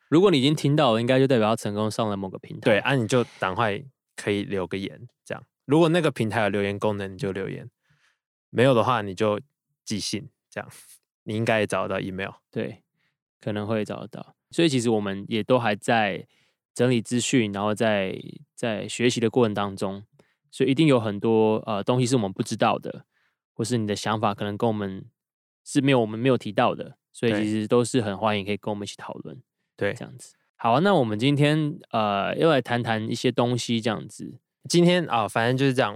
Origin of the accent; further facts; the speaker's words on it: Taiwan; 身为台湾人